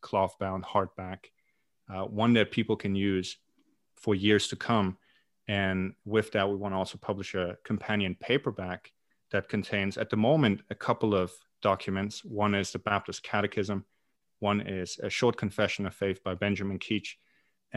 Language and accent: English; East Germany, Germany; moved away as an adult; now in Glasgow, United Kingdom; I am originally from Germany